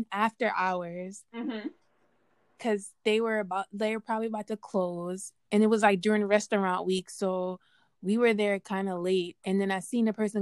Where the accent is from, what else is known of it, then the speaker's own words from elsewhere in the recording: Yonkers, New York, United States; I'm from Yonkers.